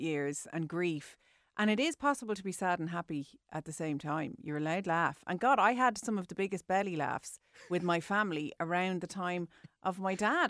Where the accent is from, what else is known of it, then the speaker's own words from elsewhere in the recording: Ireland; as Irish people